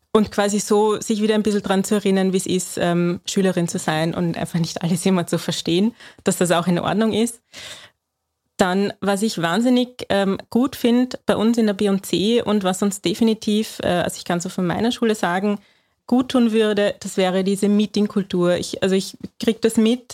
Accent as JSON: {"language": "German", "country": "Austria", "said": "bei uns in Österreich"}